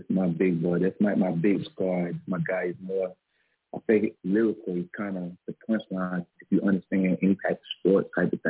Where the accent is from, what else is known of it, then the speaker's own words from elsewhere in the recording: Northwest Georgia, United States; I'm from GA.